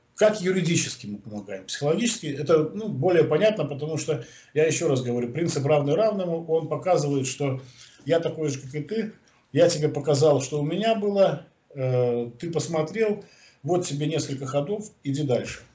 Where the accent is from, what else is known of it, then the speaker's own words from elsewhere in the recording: Belarus; мы из Беларуси